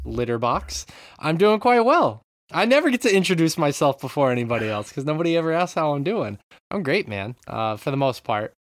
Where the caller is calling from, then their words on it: Japan; I'm calling in from Japan